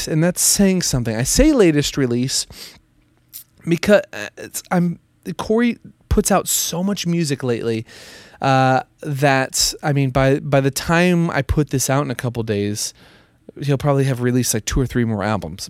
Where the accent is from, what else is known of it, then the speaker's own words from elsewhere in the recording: Minneapolis, Minnesota, United States; Minneapolis, my hometown